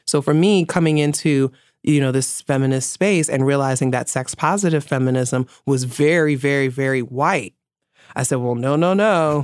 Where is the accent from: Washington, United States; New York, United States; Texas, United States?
New York, United States; New York City; I'm from the Bronx